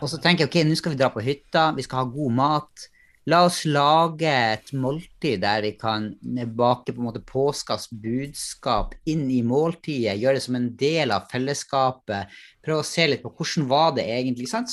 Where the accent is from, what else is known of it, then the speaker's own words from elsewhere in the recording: Northern Norway, Norway; moved away; Jeg har vokst opp i Nord-Norge